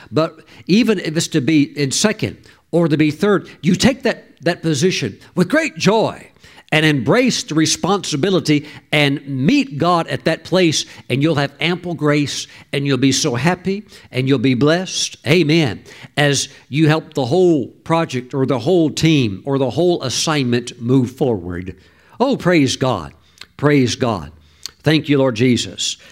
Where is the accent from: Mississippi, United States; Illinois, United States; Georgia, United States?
Mississippi, United States; I grew up in the poorest state in the whole country. I was raised in Mississippi.